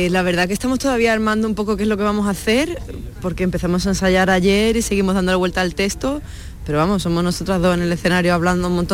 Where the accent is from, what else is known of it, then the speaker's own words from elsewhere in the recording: Seville, Andalusia, Spain; no somos solo sevillanas, somos un poco europeas también.